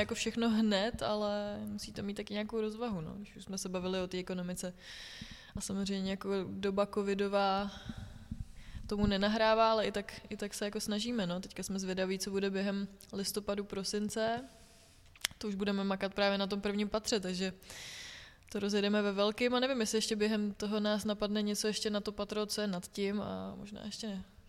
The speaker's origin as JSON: {"language": "Czech", "town": "Litoměřice", "region": "Ústí nad Labem Region", "country": "Czechia", "moved": "yes", "lives_now": "Plzeň, Czechia", "said": "já jsem z Litoměřic"}